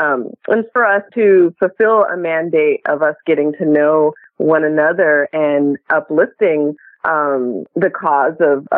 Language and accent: English; United States; I'm African American. We've been in the United States since, you know, for generations, since slavery. I'm a convert, so I embrace my faith. And I'm both very proudly American.